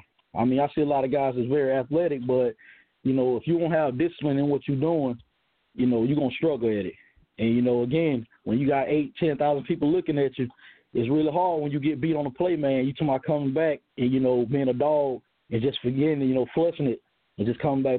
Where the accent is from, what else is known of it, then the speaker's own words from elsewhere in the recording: Johnston, South Carolina, United States; I'm actually from Johnston. I played ball at Strom Thurmond High School.